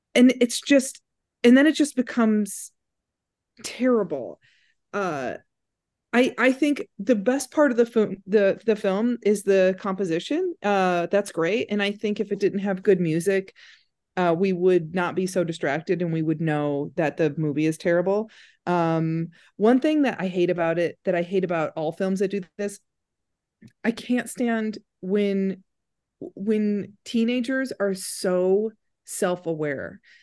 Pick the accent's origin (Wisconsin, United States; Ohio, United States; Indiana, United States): Indiana, United States; Crown Point; Crown Point High School in Indiana